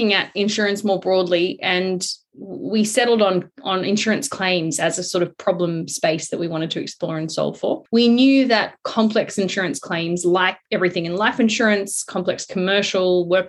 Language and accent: English; South Africa; now in Sydney, Australia; I'm South African.